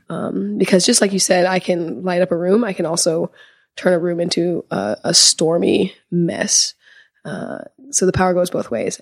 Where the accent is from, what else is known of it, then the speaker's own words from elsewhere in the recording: Seattle, Washington, United States; I'm from Seattle